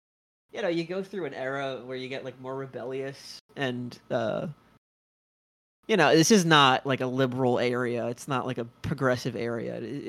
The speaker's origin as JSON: {"language": "English", "town": "New York City", "region": "New York", "country": "United States", "tie": "born or raised there", "said": "I am the only native New Yorker."}